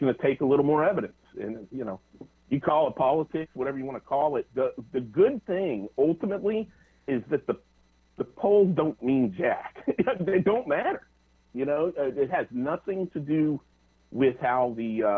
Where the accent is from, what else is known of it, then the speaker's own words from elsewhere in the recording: Greenville, South Carolina, United States; I grew up in the Greenville, South Carolina area